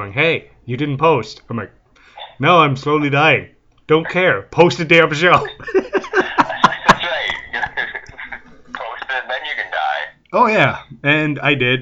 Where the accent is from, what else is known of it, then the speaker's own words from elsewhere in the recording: Canada; I'm French Canadian, so poutine's a regular thing here